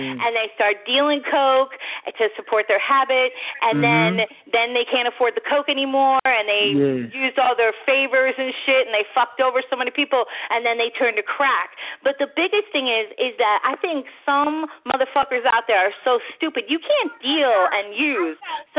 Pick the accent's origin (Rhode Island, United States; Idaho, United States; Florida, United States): Florida, United States; Tampa; because I was from Tampa.